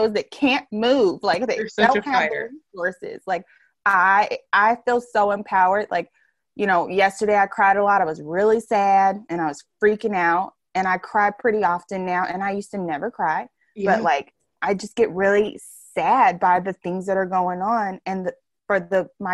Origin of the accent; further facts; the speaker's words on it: United States; we're from here, we're like from the United States.